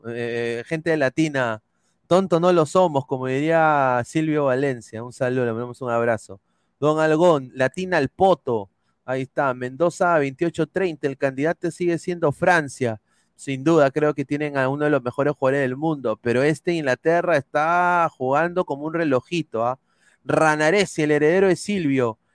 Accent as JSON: {"language": "Spanish", "country": "Peru", "said": "nos jode como peruanos"}